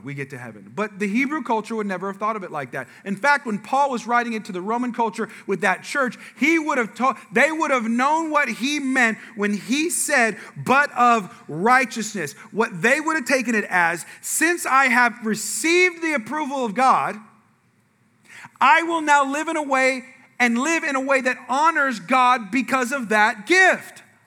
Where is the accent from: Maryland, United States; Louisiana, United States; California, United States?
California, United States; moved away; I'm from the West Coast, I'm from California. Okay, I'm sorry to say, but we invented gangs there. Okay, so there's like, I'm from areas of the California where the, where I was born is the murder capital of the world